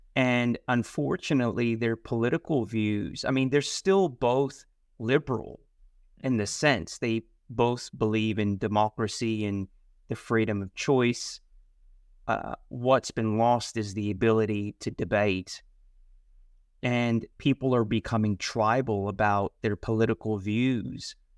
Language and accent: English; California, United States; moved away as an adult; now in Australia; I was from California